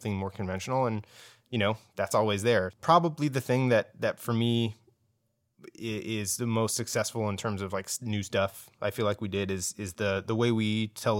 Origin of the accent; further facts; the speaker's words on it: San Jose, California, United States; now in New York, United States; We're all from San Jose.